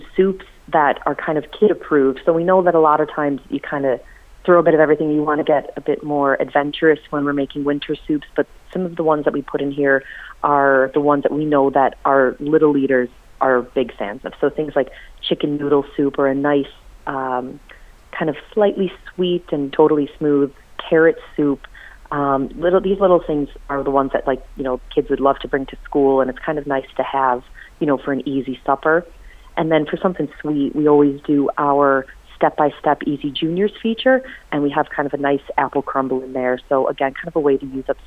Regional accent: United States; now in Ireland; being American

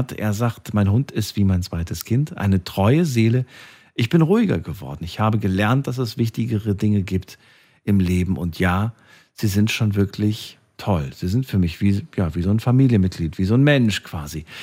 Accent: Hesse, Germany; eigentlich äh, in Hessen groß geworden.

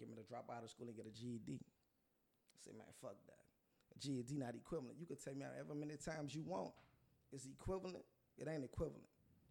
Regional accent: Plaquemines Parish, Louisiana, United States; I'm from down the road, but I didn't grow up down there. Right. I grew up in Delcourt or Brave, however you want to say it. I don't have the right last name.

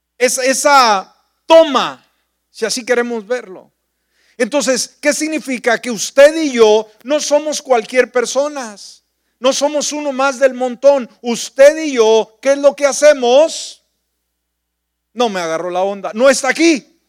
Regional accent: northern Mexico, Mexico; moved away; mi pueblo, a la cabalgata, eh, pues toda la gente andaba de sombrero, de botas, la tradición, la parte norte de la República Mexicana, el lugar donde yo nací.

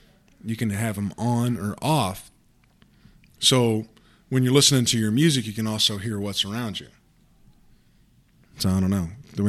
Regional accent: Alabama, United States; moved away; growing up in Alabama

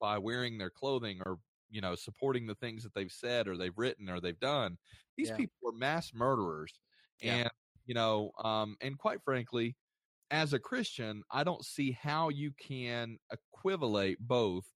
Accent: United States; I was born and raised in the United States

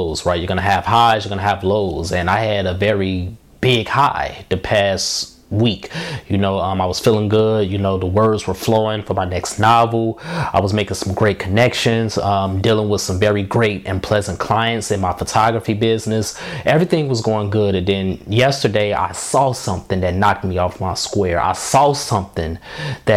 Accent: Markham, Illinois, United States; I'm from Markham, Illinois. That's what I claim as my home, a south suburb of Chicago, just outside the city limits

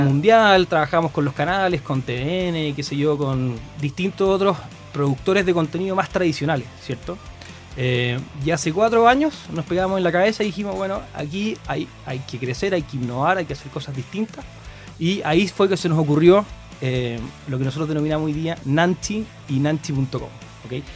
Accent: Concepción, Biobío, Chile; moved away as an adult; now in Santiago, Chile; Soy, de Conce, me encanta, me encanta mi ciudad

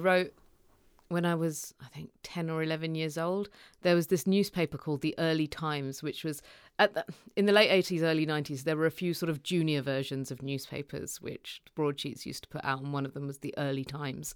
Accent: United Kingdom; So we ended up growing up in the UK.

